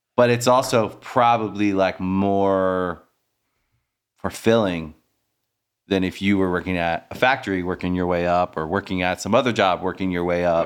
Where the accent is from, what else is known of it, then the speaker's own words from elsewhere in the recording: Maryland, United States; also born or lived in Washington, D.C.; now in Los Angeles, United States; I'm from Maryland